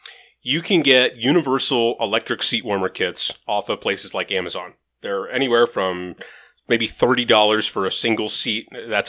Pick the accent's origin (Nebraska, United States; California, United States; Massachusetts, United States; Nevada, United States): Nevada, United States; Las Vegas; I'm from Vegas.